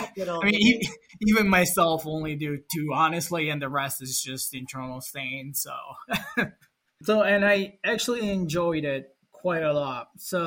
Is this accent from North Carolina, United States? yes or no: no; New York, United States; born there; also born or lived in Italy; now in Rochester, United States; Then I moved to US in 2012. In July 2012, I decided to move to US because I was born in New York.